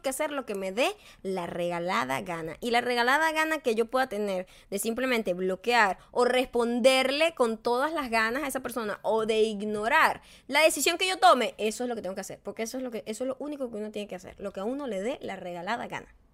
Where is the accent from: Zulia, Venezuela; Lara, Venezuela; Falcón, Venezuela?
Falcón, Venezuela; Punto Fijo; now in United States; desde que yo nací, soy venezolana, soy de punto fijo, soy de banco obrero